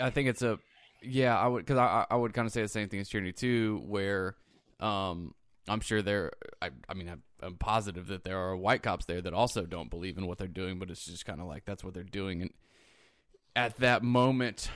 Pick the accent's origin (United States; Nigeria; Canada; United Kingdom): United States; as an American